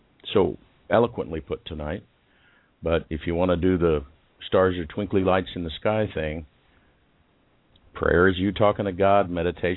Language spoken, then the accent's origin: English; United States; Being the American representative in the virtual room